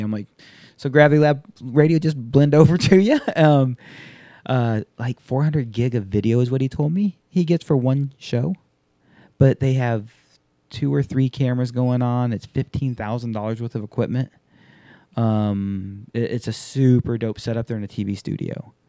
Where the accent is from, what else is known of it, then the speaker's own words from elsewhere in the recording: Alabama, United States; also born or lived in Japan / Hawaii / Tennessee; So you've heard me talk about, grew up in Japan, grew up in Hawaii, Tennessee, Alabama. I grew up in Alabama.